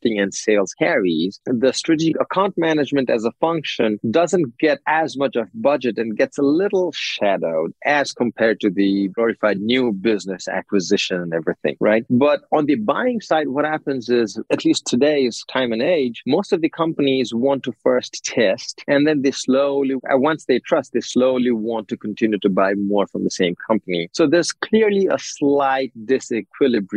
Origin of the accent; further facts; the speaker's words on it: Nepal; moved away as an adult; also born or lived in Chicago; I'm from Nepal